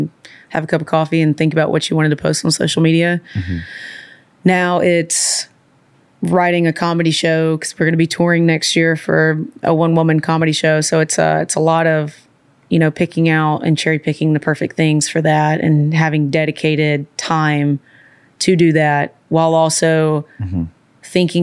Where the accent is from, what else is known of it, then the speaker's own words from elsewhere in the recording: Birmingham, Alabama, United States; also born or lived in Austin, Texas; now in Nashville, United States; I'm from Birmingham, but I had moved here from Austin, Texas.